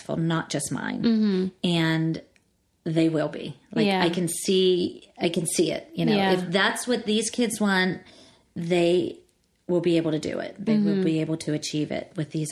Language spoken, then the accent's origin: English; Pittsburgh, Pennsylvania, United States; moved away as an adult; now in Los Angeles, United States; I was born and raised in Pittsburgh.